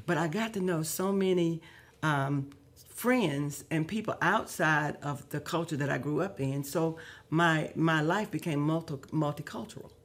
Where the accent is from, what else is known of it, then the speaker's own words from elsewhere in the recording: Decatur, Alabama, United States; I grew up in Decatur, Alabama.